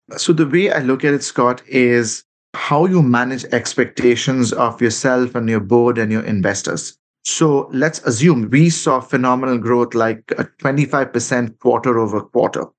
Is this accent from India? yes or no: yes; Kolkata, West Bengal, India; moved away as an adult; my hometown in Calcutta. I left when I was like 20 years old.